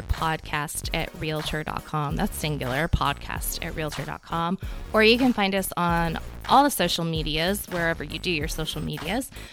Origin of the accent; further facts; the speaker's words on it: the South, United States; as a Southerner